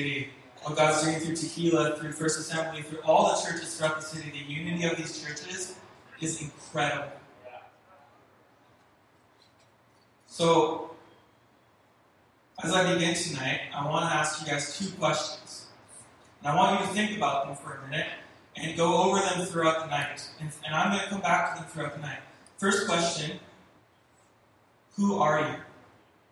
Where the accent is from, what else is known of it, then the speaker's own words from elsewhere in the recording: Richmond, British Columbia, Canada; moved away; also born or lived in California; I'm from Vancouver. I grew up in Richmond. I lived there my whole life